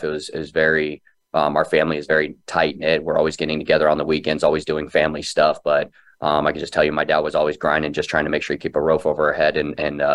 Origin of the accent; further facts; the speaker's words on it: Phoenix, Arizona, United States; Born and raised in Phoenix